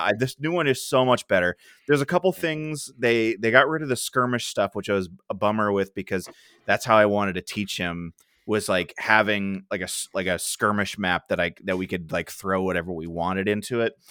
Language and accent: English; Ohio, United States; I have a friend over in California that, um, uh, I grew up with in Ohio